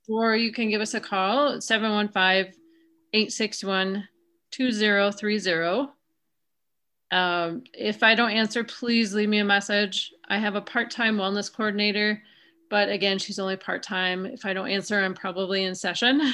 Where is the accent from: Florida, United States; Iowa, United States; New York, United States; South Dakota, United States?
South Dakota, United States; now in Wisconsin, United States; I grew up in South Dakota